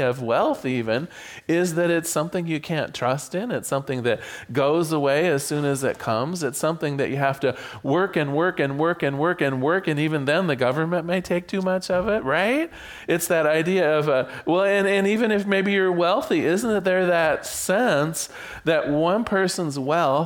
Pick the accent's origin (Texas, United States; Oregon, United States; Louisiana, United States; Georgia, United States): Oregon, United States; Newport; I was born in Newport, Oregon